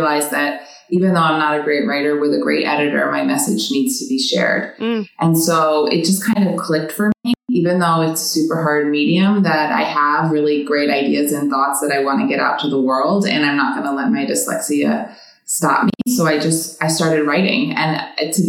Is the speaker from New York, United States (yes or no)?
yes; New York City, New York, United States; moved away; I'm from New York City originally, born and raised